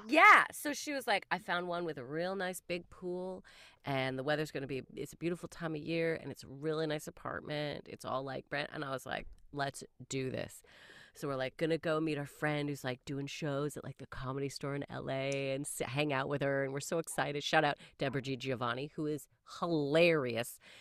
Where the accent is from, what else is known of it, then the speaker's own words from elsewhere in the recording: Canada; I am Canadian